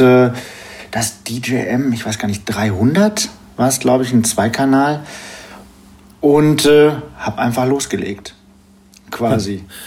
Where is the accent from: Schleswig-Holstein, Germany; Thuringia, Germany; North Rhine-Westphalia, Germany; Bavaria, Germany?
North Rhine-Westphalia, Germany; Geseke; now in Paderborn, Germany; komme aus Paderborn, gebürtig aus Störmede, ist bei Geseke